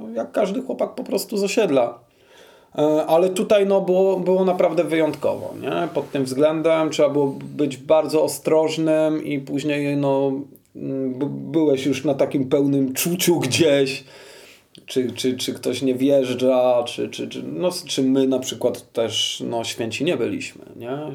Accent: Kraków, Lesser Poland, Poland; wychowywałem się w Nowej Hucie i tu się urodziłem

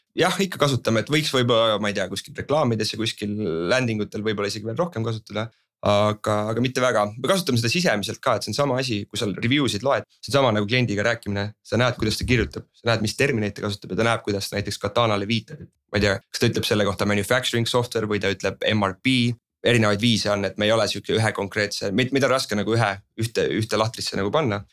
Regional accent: Estonia; me oleme eestlased, on ju ja meil on ikkagi oma, oma mingi teatav estonglish

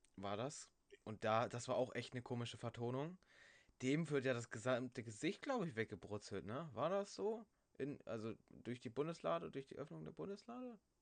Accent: Germany; Bei uns in Deutschland

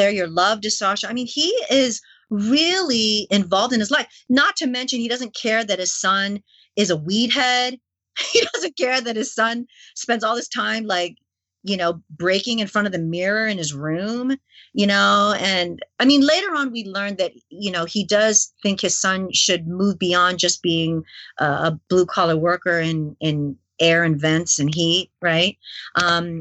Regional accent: Canada; also born or lived in New York City, United States; I grew up in Asian Canada

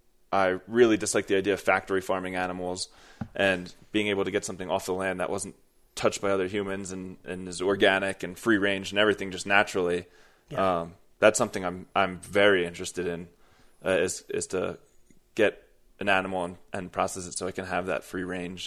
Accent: Horsham, Pennsylvania, United States; also born or lived in Philadelphia; I'm 29 years old. I'm from the suburbs of Philadelphia, from a small town called Horsham. I ended up moving to Philadelphia, so I would consider myself definitely more of a city person than outdoors

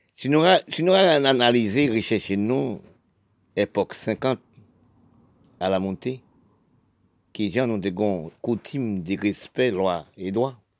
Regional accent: Haiti; Je suis haïtien, je suis né d'Haïti

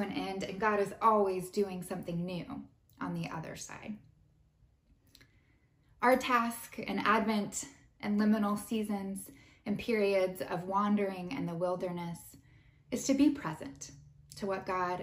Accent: United States; as Americans

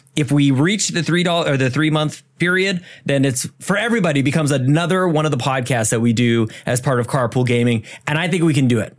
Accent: Canada; We're Canadian

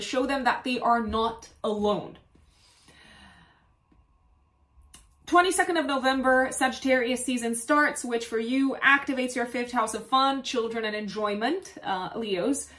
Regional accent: Romania; I come from Romania

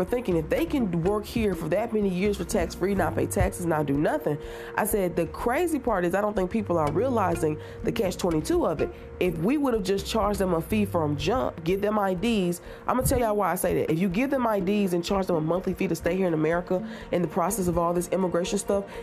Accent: United States; as an American

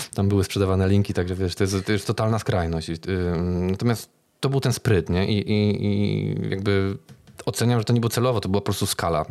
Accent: Kraków, Lesser Poland, Poland; jestem z Krakowa

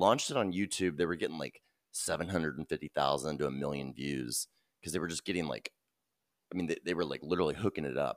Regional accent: Texas, United States; We're from Texas

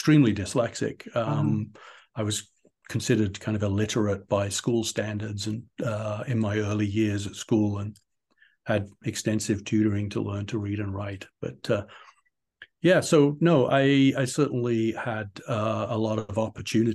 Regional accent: United Kingdom; also born or lived in Portsmouth, England; I was born and raised in England. I was actually born in Portsmouth, way down in the south, and grew up kind of in the just outside on the edge of the Cotswolds

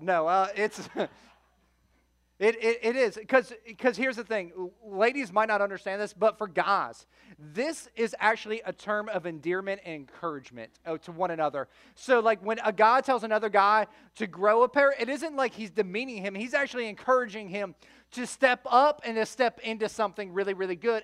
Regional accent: Florida, United States; also born or lived in Chicago, Illinois; I grew up between Fort Myers and the Sarasota Bradenton area for most of my childhood. I'm originally from Chicago

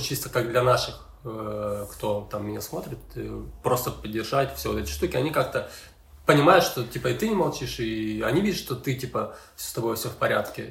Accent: Ukraine; я тут э, в своей стране

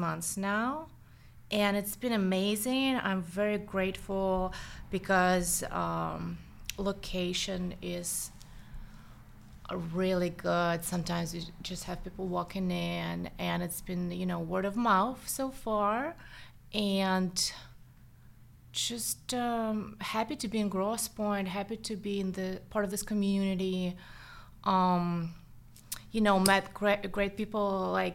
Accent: Saint Petersburg, Russia; accent: Russian; English is a second language; also born or lived in Los Angeles, United States; now in United States; I am Russian, as you can hear, probably. The accent is still there. So I grew up in St. Petersburg

